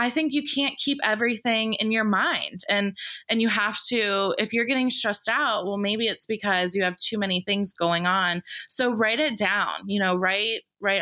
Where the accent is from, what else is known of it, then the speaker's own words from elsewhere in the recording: Atlanta, Georgia, United States; I definitely say Atlanta, but they question me sometimes because I don't have a huge Southern accent